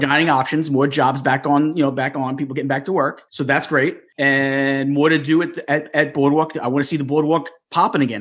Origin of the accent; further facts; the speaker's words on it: New York, United States; I'm a New Yorker